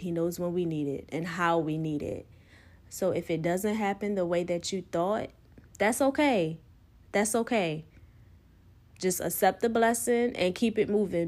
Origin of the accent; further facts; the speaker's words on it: United States; growing up on the Eastern Shore